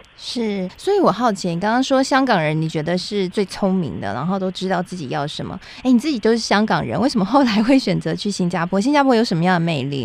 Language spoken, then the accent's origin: Chinese; Taiwan; 台湾也是很小的，我们的人口也不多嘛